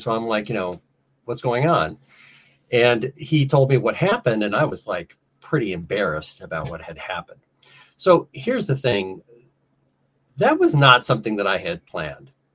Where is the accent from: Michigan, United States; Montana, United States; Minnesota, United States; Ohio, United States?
Ohio, United States; also born or lived in South Carolina / Orlando, Florida; I grew up in Ohio.